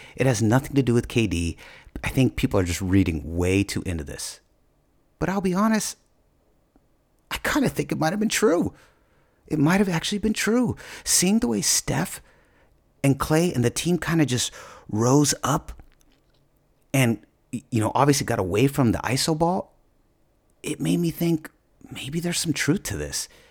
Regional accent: San Francisco, California, United States; I'm from San Francisco.

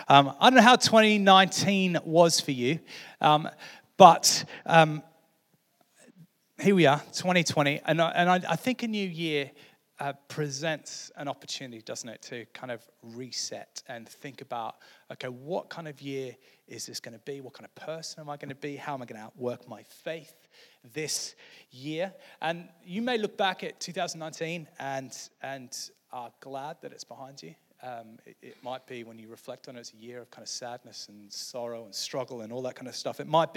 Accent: Australia; now in United States; So I grew up in Australia, as some of you know. You probably can't hear it in my accent anymore.

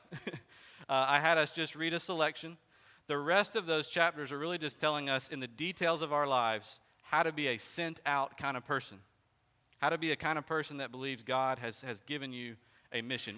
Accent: Bartow, United States; I was born in Bartow and I'm still living here

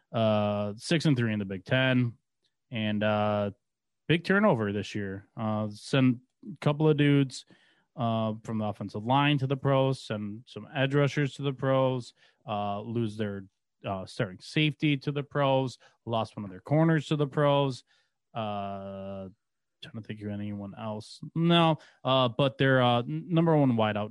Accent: Buffalo, New York, United States; growing up in Buffalo, or around Buffalo

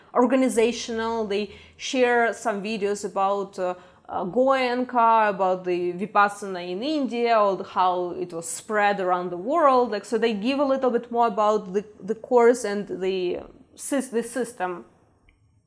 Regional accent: Ukraine; English is a second language; moved away; also born or lived in Canada; I'm from Ukraine

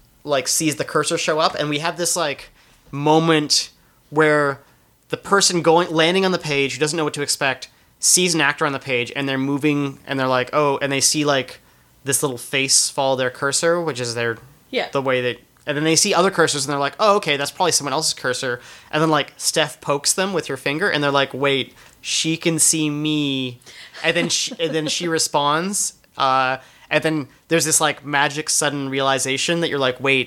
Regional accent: Canada; moved away; also born or lived in United States; I'm Canadian

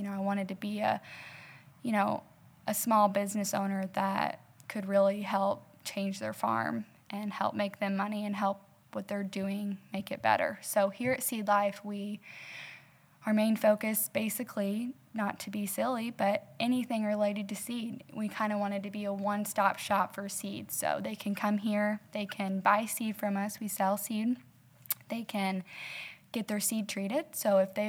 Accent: South East Illinois, United States; I was born and raised in South East Illinois with my family down south of Effingham

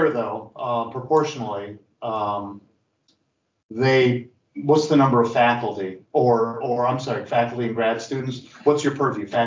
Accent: Ann Arbor, Michigan, United States; So I understand. I grew up in Ann Arbor.

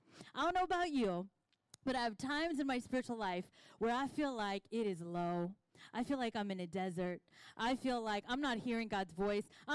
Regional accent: Kansas, United States; now in Pacific Northwest, United States; I am from Kansas

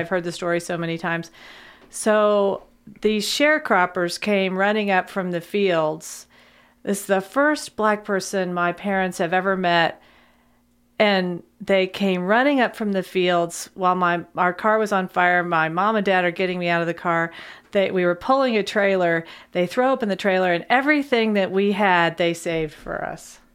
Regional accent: Lexington, Kentucky, United States; also born or lived in Thermopolis, Wyoming; I grew up here in Lexington, and my dad and mom moved here in nineteen seventy-two. I was a second grader

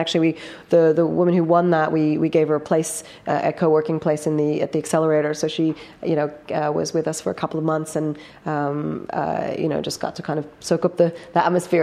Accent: United States; moved away as an adult; now in London, United Kingdom; being American in in London in the tech scene

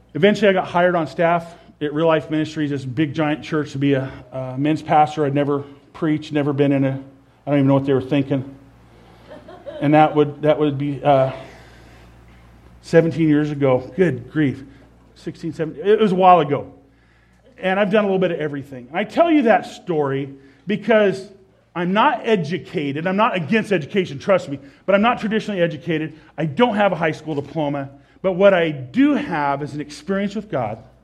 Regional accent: Nebraska, United States; moved away as an adult; also born or lived in Idaho; my home state, Nebraska

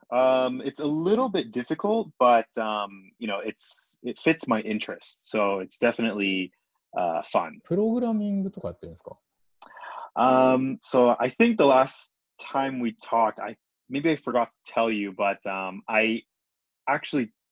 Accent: Honolulu, Hawaii, United States; I'm 26 years old and I'm from Honolulu, Hawaii.

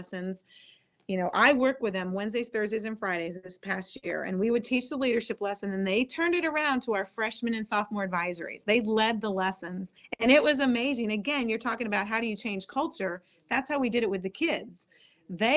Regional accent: Texas, United States; we're from Texas

